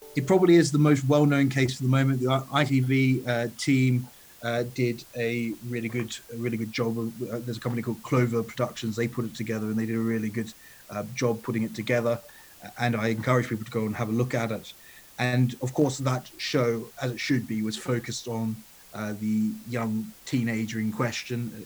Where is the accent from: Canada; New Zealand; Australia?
Australia; also born or lived in Italy / United Kingdom; now in London, United Kingdom; I grew up in Australia